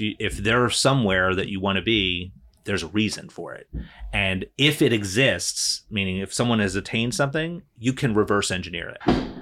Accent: New Jersey, United States; moved away; I grew up in New Jersey. I was born and raised there

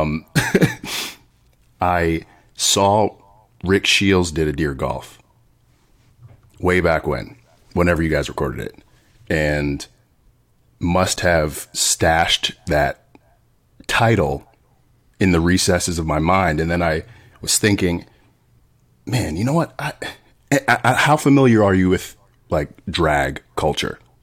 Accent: Sicklerville, New Jersey, United States; also born or lived in Voorhees, New Jersey / Willingboro, New Jersey; now in West Hollywood, United States; I was born in Voorhees, raised mostly in Sicklerville, and high school and on

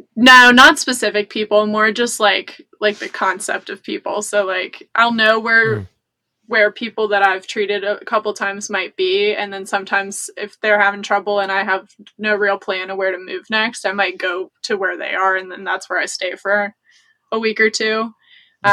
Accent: United States; I grew up near the Appalachian Trail

